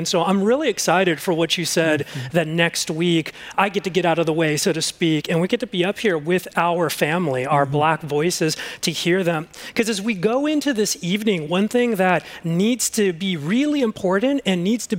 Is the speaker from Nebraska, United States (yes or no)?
no; Los Angeles, California, United States; I grew up in the Mission Hills area of the San Fernando Valley, and I grew up in a population of a lot of Spanish people, people that looked and sounded like me and my family.